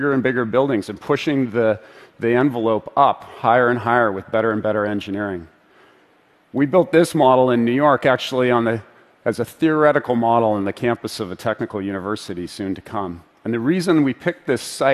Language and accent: English; Vancouver, British Columbia, Canada; my hometown of Vancouver